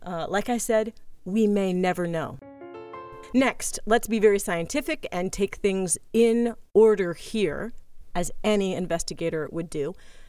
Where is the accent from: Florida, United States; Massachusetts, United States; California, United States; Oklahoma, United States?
Massachusetts, United States; Boston area; now in Los Angeles, United States; we live in Los Angeles now, but we grew up in the Boston area, and we both still have Boston numbers.